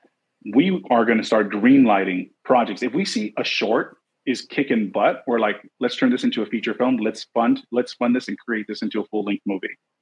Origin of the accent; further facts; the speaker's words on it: Los Angeles, California, United States; I'm born and raised